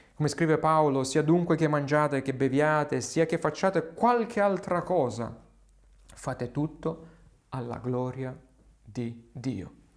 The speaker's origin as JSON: {"language": "Italian", "region": "Southern Italy", "country": "Italy", "said": "Qui nel sud Italia, parlo nelle mie zone"}